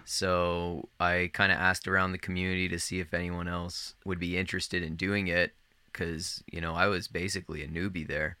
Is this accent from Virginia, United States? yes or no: yes; Northern Virginia, United States; I grew up in Northern Virginia, like right outside of Washington D.C.